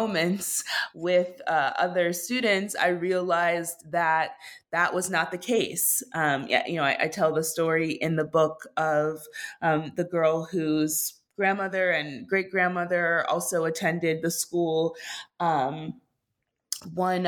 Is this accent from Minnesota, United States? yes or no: yes; Minneapolis, Minnesota, United States; moved away as an adult; also born or lived in New York; I grew up in Minneapolis and I was now in New York